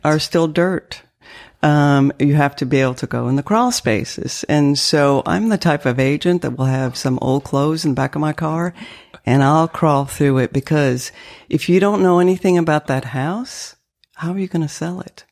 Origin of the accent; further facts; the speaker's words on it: northern Maine, United States; accent: French dialect; first language French; English is a second language; also born or lived in Canada / Nova Scotia, Canada; now in Lexington, United States; I grew up in New England